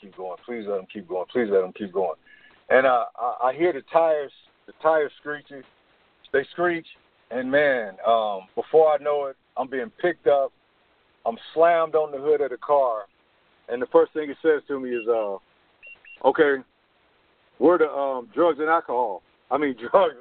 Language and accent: English; Oakland, California, United States; growing up in Oakland, we, at the time that I grew up, at the time that I came along in the 80s